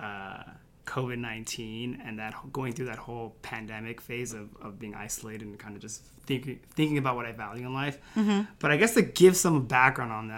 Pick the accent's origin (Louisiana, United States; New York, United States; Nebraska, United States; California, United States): California, United States; I'm originally from California, so all of my friends and family were nearby.